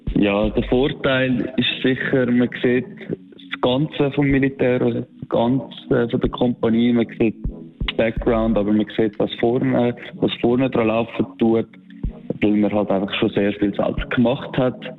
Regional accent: Switzerland; weil das meine Heimat ist

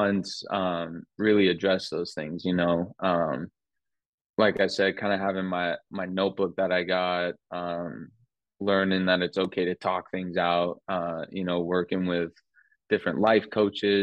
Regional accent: Las Vegas, Nevada, United States; moved away as an adult; also born or lived in Phoenix, Arizona; now in Portland, United States; growing up in Vegas and then going to Phoenix, it's only a 4-hour drive

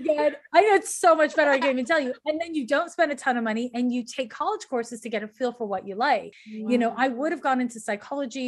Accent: Montreal, Quebec, Canada; I'm from Montreal, Quebec, Canada

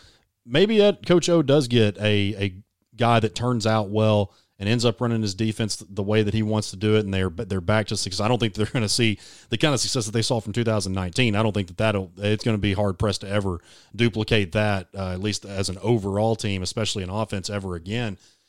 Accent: Arkansas, United States; born or raised there; moved away as an adult

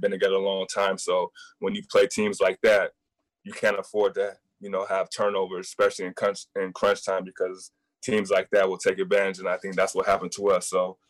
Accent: Northern California, United States; I'm from Northern California, so I grew up as a huge Sacramento Kings fan.

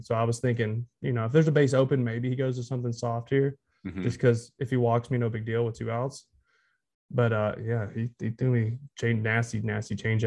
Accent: Texarkana, Texas, United States; moved away as an adult; also born or lived in Boston; I grew up in Texas

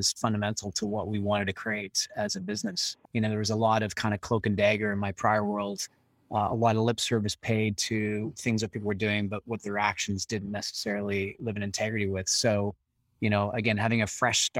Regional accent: Canada; being a Canadian

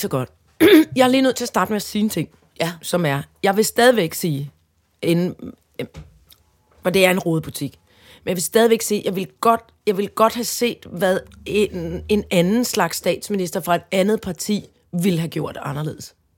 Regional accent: Søborg, Capital Region of Denmark, Denmark; oppe der i Søborg, hvor jeg kommer fra

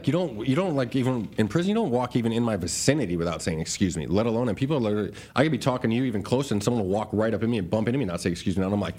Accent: Ahwatukee, Arizona, United States; I was from Ahwatukee. I wasn't from a gang member.

